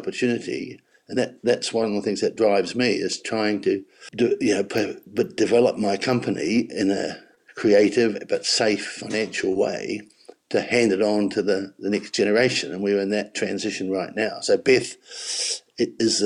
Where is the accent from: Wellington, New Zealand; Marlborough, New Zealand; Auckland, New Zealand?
Marlborough, New Zealand; I came from Marlborough